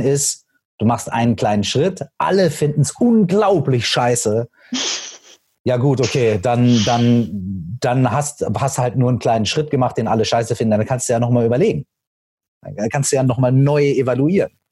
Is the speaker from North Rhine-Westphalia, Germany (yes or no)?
yes; Minden, North Rhine-Westphalia, Germany; meiner Heimatstadt, aus Minden